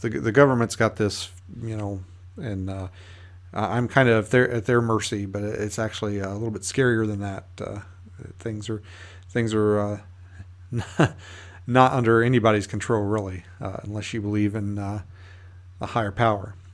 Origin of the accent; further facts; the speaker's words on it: United States; one of the local E M Ts here in my hometown